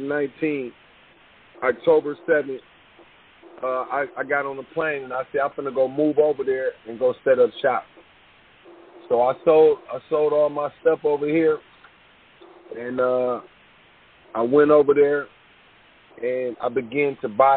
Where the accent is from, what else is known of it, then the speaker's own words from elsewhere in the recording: United States; I'm actually from America